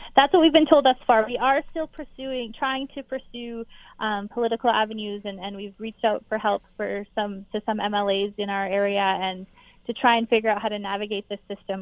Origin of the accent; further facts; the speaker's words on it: Canada; as a Canadian